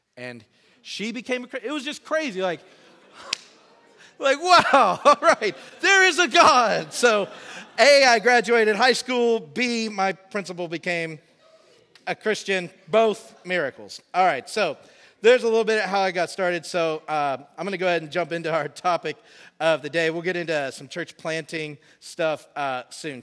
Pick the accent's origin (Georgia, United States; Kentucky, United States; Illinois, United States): Georgia, United States; Woodstock; now in Sydney, Australia; I grew up in Woodstock, Georgia, on the north side of Atlanta